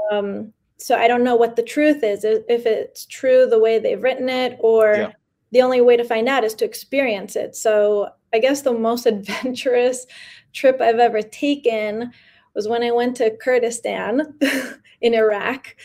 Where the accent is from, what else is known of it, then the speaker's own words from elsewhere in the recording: New York City, New York, United States; first language Spanish; English is a second language; also born or lived in San Miguel de Allende, Mexico; I was born in New York uh, yeah. and I have been living here most of my life.